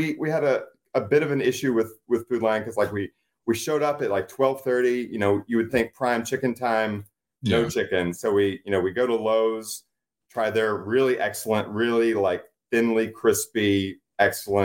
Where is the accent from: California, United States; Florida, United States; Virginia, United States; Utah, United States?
Virginia, United States; Southwest; I grew up in Southwest Virginia